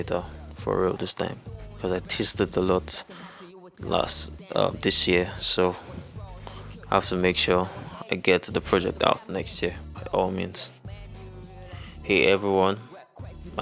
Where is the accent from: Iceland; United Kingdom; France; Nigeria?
Nigeria; I'm an artist from Nigeria.